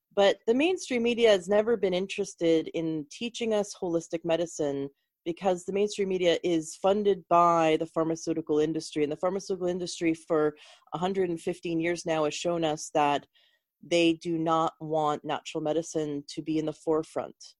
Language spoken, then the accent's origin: English; Canada; moved away; I'm originally from Canada